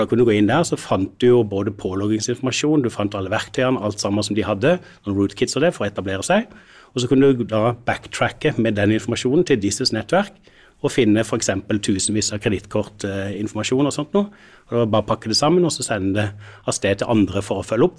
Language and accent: Norwegian; Sørlandet, Norway; jeg er jo sørlending